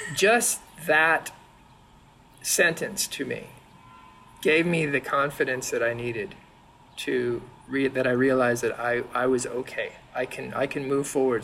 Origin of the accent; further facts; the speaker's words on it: San Diego, California, United States; also born or lived in Berkeley; now in Jersey City, United States; I was born in San Diego